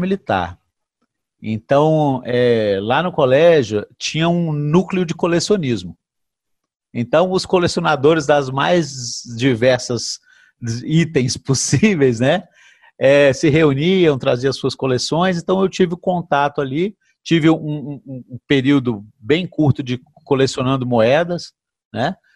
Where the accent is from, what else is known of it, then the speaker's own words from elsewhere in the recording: Brasília, Federal District, Brazil; eu, particularmente, que sou natural de Brasília